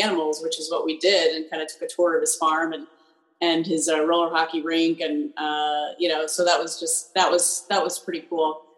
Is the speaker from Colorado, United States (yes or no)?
yes; Colorado, United States; I grew up in Colorado